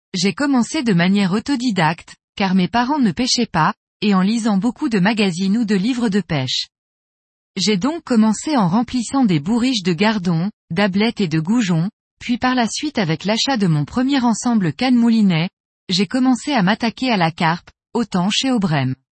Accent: Montpellier, Occitania, France; also born or lived in Tulle; Je suis originaire du sud de la France, de Montpellier.

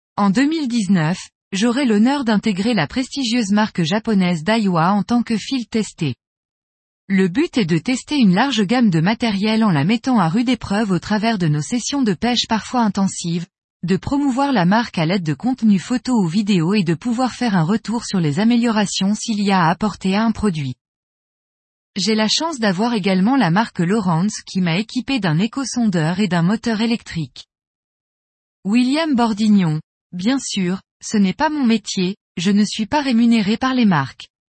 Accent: Annecy, Auvergne-Rhône-Alpes, France; moved away as an adult; also born or lived in near Lyon; now in Lyon, France; j'ai grandi à Annecy et habite depuis 10 ans à côté de Lyon

